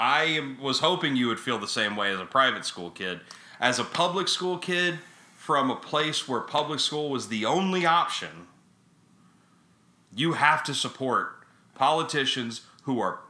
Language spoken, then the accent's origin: English; Texas, United States; now in New York City, United States; I grew up in Texas.